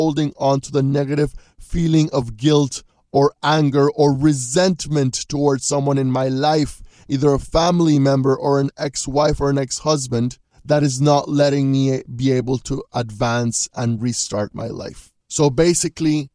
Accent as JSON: {"language": "English", "country": "Panama", "tie": "born or raised there", "also_born_or_lived": "Louisiana, United States", "moved": "as an adult", "said": "I just left my home country of Panama."}